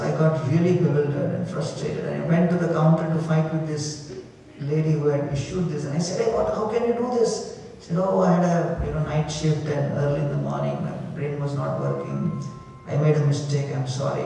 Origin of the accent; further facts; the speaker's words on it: India; We are from India